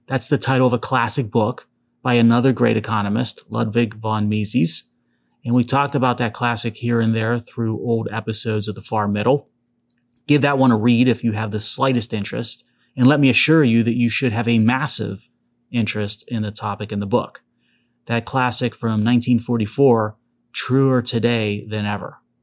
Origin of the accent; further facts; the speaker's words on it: Pittsburgh, Pennsylvania, United States; my hometown of Pittsburgh